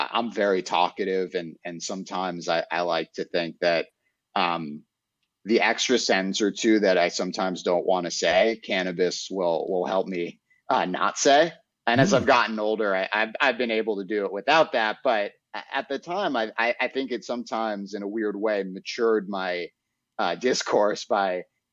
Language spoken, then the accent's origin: English; New York City, New York, United States; growing up in Manhattan and in apartment buildings